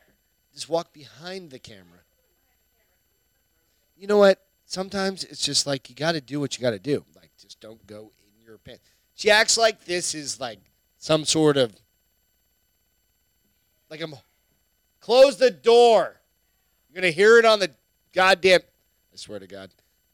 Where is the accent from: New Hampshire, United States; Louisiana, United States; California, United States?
New Hampshire, United States; accent: New Hampshire; I'm from New Hampshire. It's taken me 25 years to get rid of my goddamn New Hampshire.